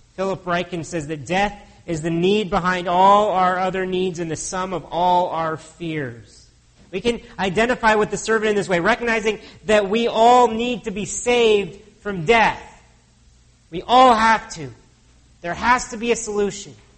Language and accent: English; United States; now in Canada; As an American born citizen, if I moved here to Canada